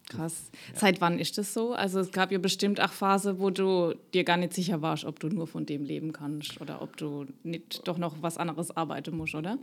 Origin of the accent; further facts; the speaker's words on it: Rhineland-Palatinate, Germany; accent: Palatinate (Pfälzisch); ich spreche pfälzisch, wie man unschwer hören kann